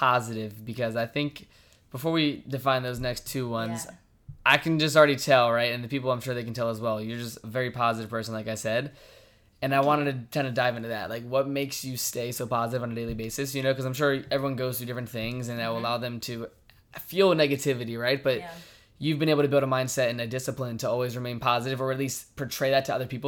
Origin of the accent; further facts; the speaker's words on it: Virginia, United States; I'm from Virginia